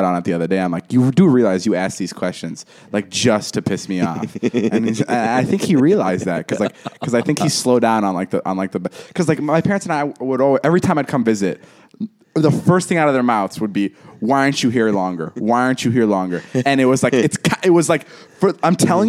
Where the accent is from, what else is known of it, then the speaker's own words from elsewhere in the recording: Vernon Hills, Illinois, United States; I grew up in Vernon Hills.